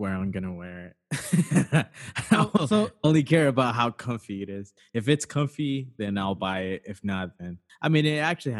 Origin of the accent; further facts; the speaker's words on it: Sacramento, California, United States; we're from Sacramento